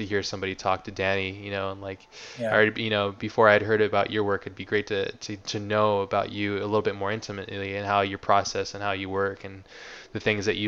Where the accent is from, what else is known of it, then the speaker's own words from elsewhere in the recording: United States; I'm American